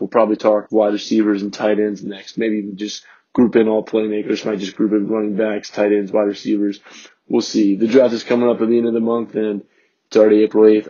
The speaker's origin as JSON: {"language": "English", "town": "Richmond", "region": "Virginia", "country": "United States", "tie": "born or raised there", "said": "I'm a Ram too, Ram by heart, Richmond native"}